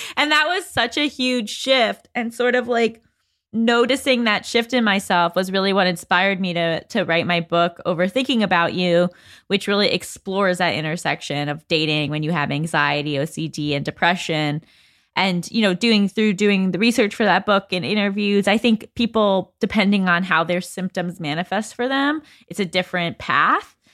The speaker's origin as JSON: {"language": "English", "area": "Westchester", "region": "New York", "country": "United States", "moved": "as an adult", "lives_now": "Los Angeles, United States", "said": "I'm from Westchester, New York, but I've lived in L A since I was eighteen"}